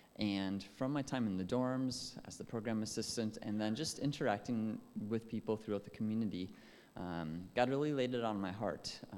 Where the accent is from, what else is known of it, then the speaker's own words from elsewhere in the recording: Minnesota, United States; accent: Minnesotan; I grew up in northern Minnesota. I've lost most of my accent, but it still comes out every once in a while if I am around people, especially with a little bit of a Canadian or Minnesotan.